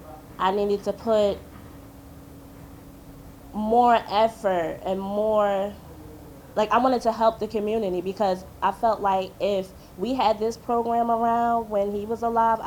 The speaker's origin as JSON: {"language": "English", "town": "Newark", "region": "New Jersey", "country": "United States", "tie": "born or raised there", "said": "we was born and raised in Newark. We're from the community."}